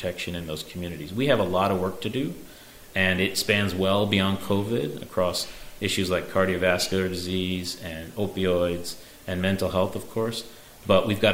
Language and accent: English; Chicago, Illinois, United States; now in New York, United States; growing up in Chicago